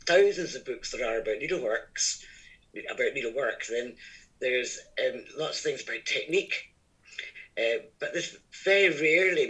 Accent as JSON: {"language": "English", "region": "Scotland", "country": "United Kingdom", "accent": "Scottish", "said": "I'm Scottish, as you can probably gather from my accent"}